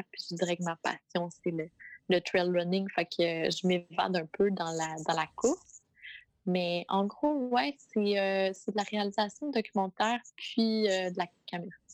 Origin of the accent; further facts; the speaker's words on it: South Shore of Montreal, Quebec, Canada; je viens de la rive sud de Montréal, euh, à côté d'un petit boisé où euh, je suis présentement avec euh, avec ma famille.